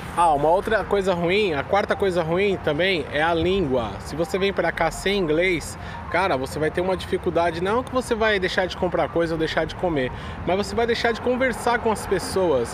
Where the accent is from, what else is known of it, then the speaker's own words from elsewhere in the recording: São Paulo, Brazil; moved away as an adult; now in New York, United States; eu sou paulista, a gente fala cortando todas as palavras